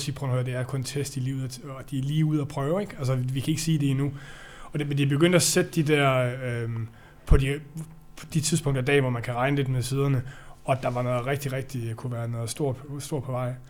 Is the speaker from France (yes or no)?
no; Denmark; jeg er jo dansker